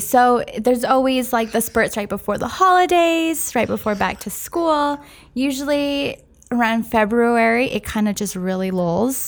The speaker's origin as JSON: {"language": "English", "town": "San Francisco", "region": "California", "country": "United States", "tie": "born or raised there", "said": "I grew up in San Francisco, downtown San Francisco"}